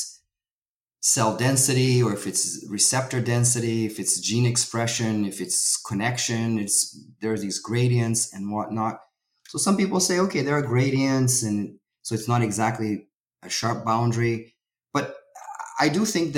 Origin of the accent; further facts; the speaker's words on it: Brazil; moved away; I'm originally from Brazil